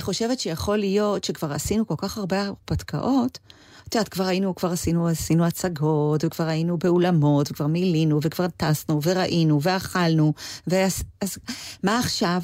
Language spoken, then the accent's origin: Hebrew; Israel; also born or lived in Los Angeles, United States; אני הרי באה מישראל